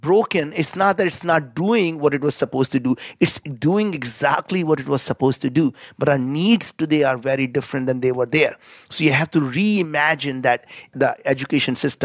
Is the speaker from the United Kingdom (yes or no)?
no; India; as an Indian